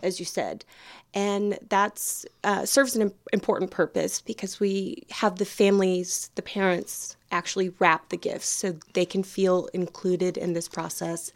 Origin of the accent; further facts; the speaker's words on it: Houston, Texas, United States; moved away as an adult; now in Deep East Texas, United States; I'm originally from Houston, and my background is in the nonprofit world